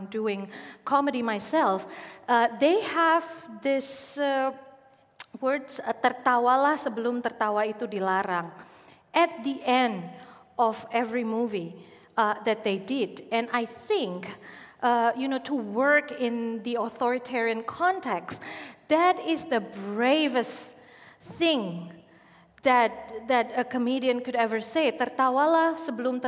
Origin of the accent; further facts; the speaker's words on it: Indonesia; also born or lived in Yogyakarta / Solo / Jakarta; I was born and raised in Arab descent community in Indonesia